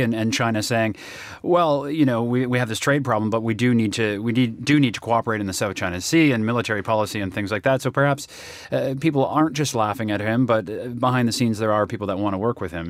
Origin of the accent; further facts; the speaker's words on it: Canada; As a Canadian